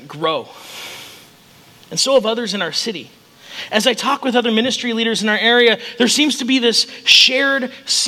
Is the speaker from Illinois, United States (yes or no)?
yes; Chicago, Illinois, United States; also born or lived in Rochester, Minnesota; now in Council Bluffs, United States; I grew up in Chicago